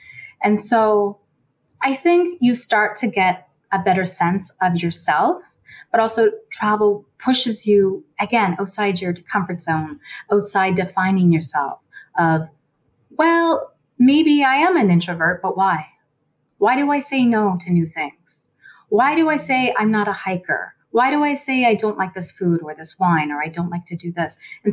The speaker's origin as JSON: {"language": "English", "region": "Nova Scotia", "country": "Canada", "tie": "born or raised there", "also_born_or_lived": "Toronto", "moved": "yes", "said": "I grew up in Nova Scotia, so it wasn't a very diverse province growing up"}